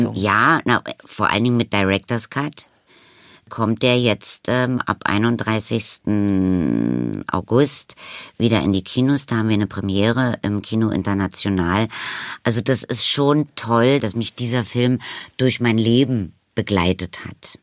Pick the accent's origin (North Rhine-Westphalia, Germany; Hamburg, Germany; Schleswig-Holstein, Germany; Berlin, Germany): Berlin, Germany; bin ich entstanden und groß geworden am Brecht Ensemble